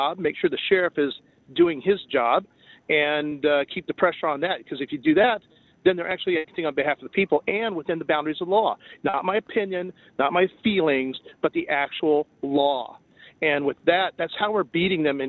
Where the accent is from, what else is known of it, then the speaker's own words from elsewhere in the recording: Cajun, Louisiana, United States; being a Cajun